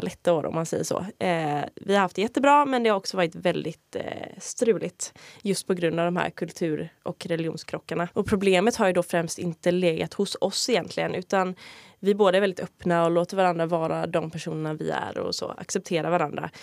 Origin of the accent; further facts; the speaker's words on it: Sweden; jag är svensk